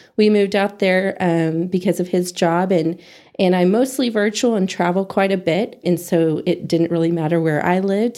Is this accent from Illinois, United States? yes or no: no; Amarillo, Texas, United States; now in Hereford, United States; I'm born and raised in Amarillo